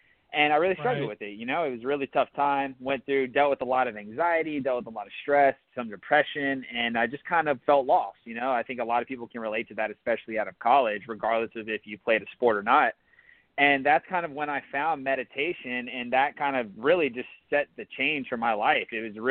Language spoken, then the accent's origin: English; Atlanta, Georgia, United States; moved away as an adult; also born or lived in Charleston, South Carolina; I grew up in Atlanta, Georgia. Spent about 23 years there.